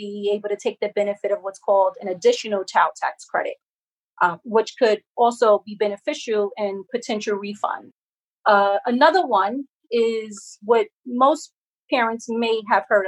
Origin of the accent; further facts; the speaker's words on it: New York, United States; as a New Yorker